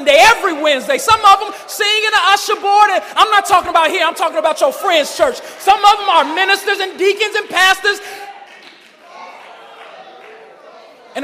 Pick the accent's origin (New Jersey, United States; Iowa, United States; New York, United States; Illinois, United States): Illinois, United States; Chicago; I grew up in Chicago, grew up in the Shy